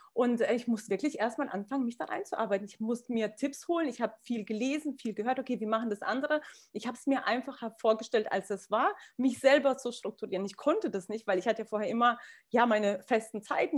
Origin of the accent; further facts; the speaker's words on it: Kazakhstan; moved away; ich komme aus Kasachstan, meine Familie legt sehr viel Wert auf Bodenständigkeit